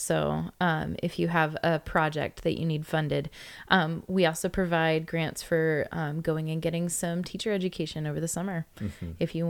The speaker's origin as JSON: {"language": "English", "region": "California", "country": "United States", "said": "Yes, there's me here. I'm the Californian."}